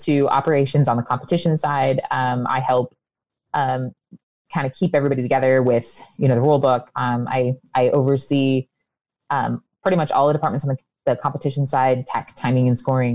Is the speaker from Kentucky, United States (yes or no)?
no; Indiana, United States; me being from Indiana